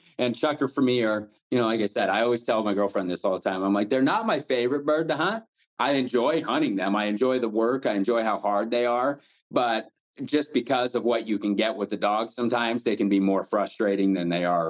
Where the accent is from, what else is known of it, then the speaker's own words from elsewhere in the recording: Midwest, United States; And I'm, like I said, this is probably just me because I'm from the Midwest.